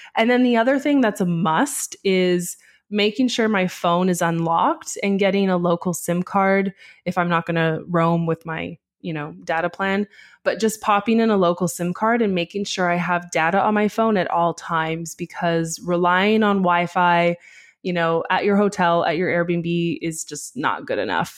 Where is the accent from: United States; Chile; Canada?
Canada; I'm Canadian